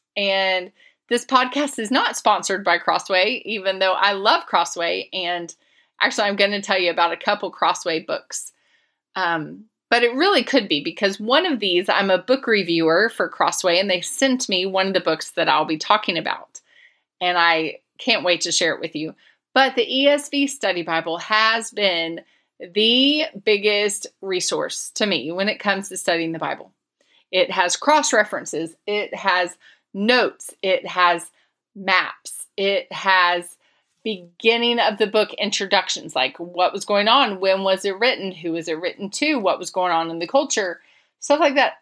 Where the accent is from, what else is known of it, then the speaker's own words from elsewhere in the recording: Florida, United States; moved away; my home state